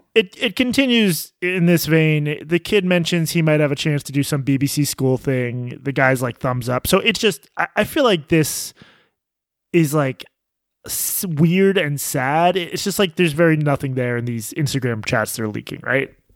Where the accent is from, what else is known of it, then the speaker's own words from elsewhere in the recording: United States; as an American journalist